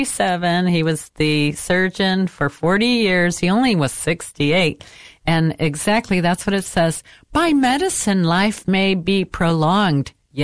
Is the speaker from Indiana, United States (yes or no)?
yes; Fort Wayne, Indiana, United States; born or raised there; moved away